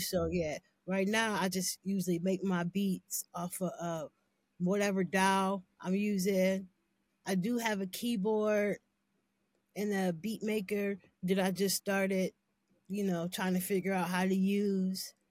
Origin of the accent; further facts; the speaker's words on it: Canton, Ohio, United States; also born or lived in Cleveland; I'm from Canton, but I'm always in Cleveland.